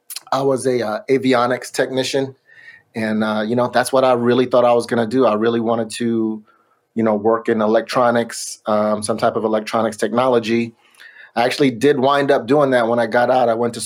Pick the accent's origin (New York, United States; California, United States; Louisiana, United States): California, United States; Sacramento; I'm from Sacramento, but we got hooked up with a label in the Bay Area.